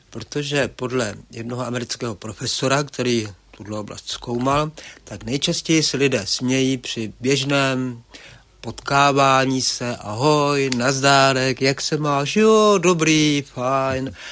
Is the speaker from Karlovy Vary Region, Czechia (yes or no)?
yes; Karlovy Vary, Karlovy Vary Region, Czechia; Rozhodně, rozhodně ty Karlovy Vary jsou přívětivé místo a, a kdo si výstěžně poznamená, že je to nejmenší velkoměsto na světě.